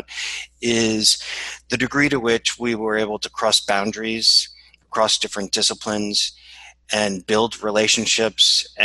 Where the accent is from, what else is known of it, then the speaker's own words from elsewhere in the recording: New Orleans, Louisiana, United States; now in New York, United States; I'm sitting in New York, which is where I'm based. And I'm originally from New Orleans.